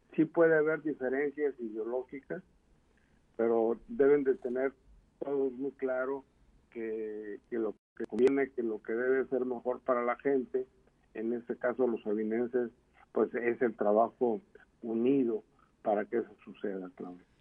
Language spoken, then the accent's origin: Spanish; Mexico; somos los mexicanos